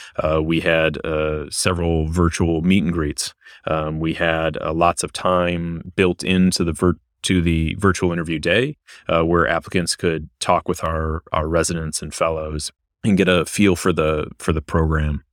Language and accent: English; Michigan, United States; moved away as an adult; also born or lived in South Carolina / Ohio / Louisiana / Washington, D.C.; now in Virginia, United States; I'm originally from Michigan